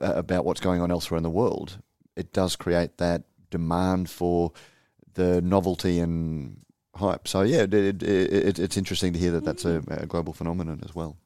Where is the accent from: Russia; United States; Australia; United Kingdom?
Australia; as an Australian